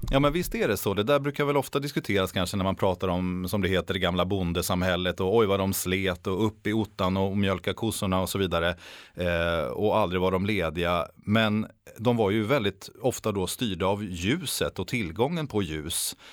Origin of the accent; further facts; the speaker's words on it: Sweden; oss svenskar